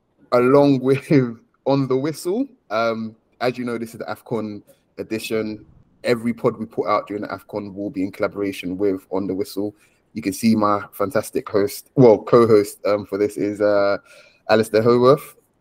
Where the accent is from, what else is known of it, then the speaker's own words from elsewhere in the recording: Nigeria; I'm Nigerian.